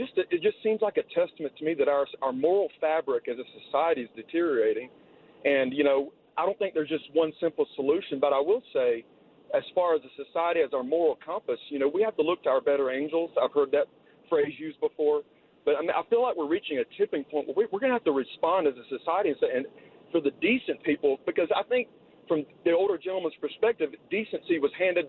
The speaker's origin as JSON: {"language": "English", "region": "the South", "country": "United States", "tie": "born or raised there", "said": "when I grew up in the South, the golden rule was in effect"}